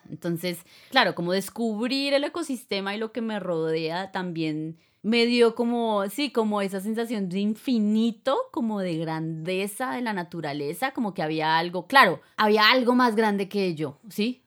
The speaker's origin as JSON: {"language": "Spanish", "region": "Bogotá", "country": "Colombia", "tie": "born or raised there", "said": "yo soy de Bogotá"}